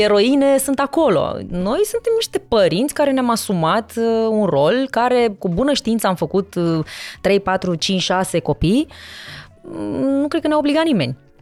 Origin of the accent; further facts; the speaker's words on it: Târgu Mureș, Mureș County, Romania; also born or lived in Sibiu; now in Bucharest, Romania; M-am născut în Sibiu, da. Uh, am crescut în Târgu Mureș și m-am mutat în București.